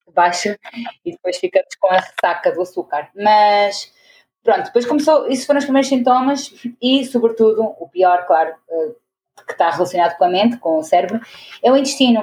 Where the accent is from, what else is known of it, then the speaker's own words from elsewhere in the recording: Portugal; moved away as an adult; also born or lived in Venezuela / Porto, Portugal; now in Angola; nasci em Venezuela, mas cresci em Portugal, porque os meus pais são portugueses uhum. e fui para lá com 5 anos. Uh, e aí foi lá que me formei, no Porto